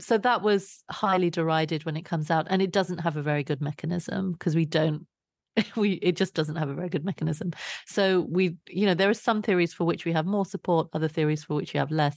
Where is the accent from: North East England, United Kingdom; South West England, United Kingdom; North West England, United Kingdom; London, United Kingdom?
London, United Kingdom; I grew up in Southeast London